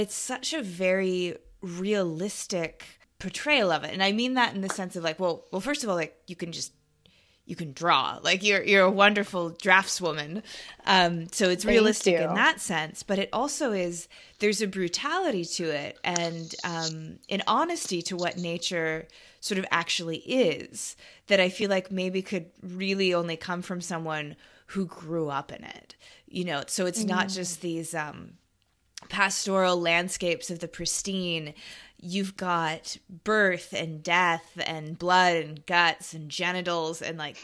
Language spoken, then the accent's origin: English; Pacific Northwest, United States; I grew up in the Pacific Northwest, you know, Seattle, Portland area